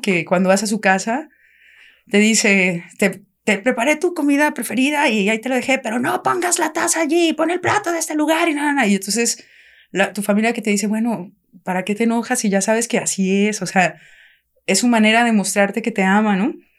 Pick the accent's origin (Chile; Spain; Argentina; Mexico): Mexico; Querétaro; moved away as an adult; also born or lived in France; yo soy de Querétaro, mi familia somos de Querétaro.